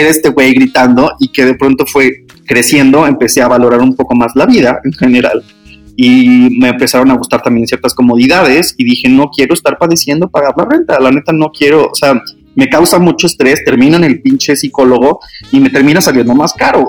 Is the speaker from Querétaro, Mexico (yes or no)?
no; Hermosillo, Sonora, Mexico; moved away as an adult; now in Mexico City, Mexico; en Hermosillo, soy de Hermosillo